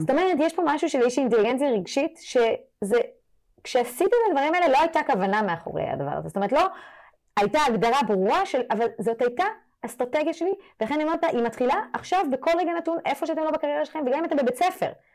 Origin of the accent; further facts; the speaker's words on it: France; now in Israel; אני גדלתי בצרפת, אירופה